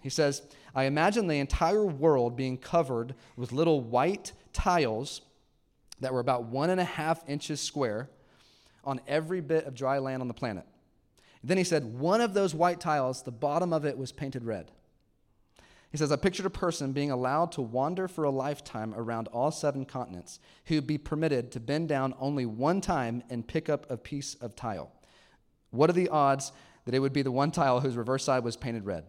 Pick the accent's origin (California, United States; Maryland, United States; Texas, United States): Texas, United States; Houston; moved away as an adult; now in Arkansas, United States; I grew up in Texas, like a suburb, I just didn't expect to live in Arkansas